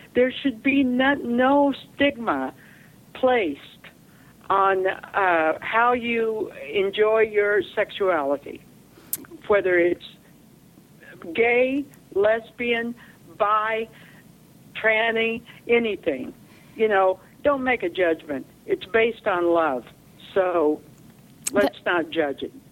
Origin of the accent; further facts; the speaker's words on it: Oklahoma, United States; moved away; I came from Oklahoma.